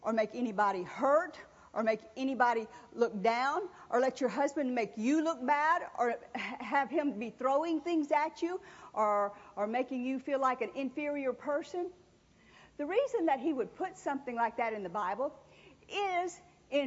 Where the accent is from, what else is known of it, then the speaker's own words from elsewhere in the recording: New Orleans, Louisiana, United States; I was raised in the South. I was born in New Orleans.